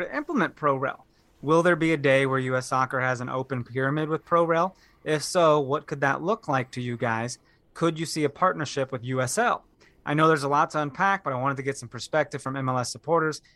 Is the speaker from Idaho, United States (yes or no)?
no; Topeka, Kansas, United States; living in Kansas, I felt that, but I grew up in Topeka, Kansas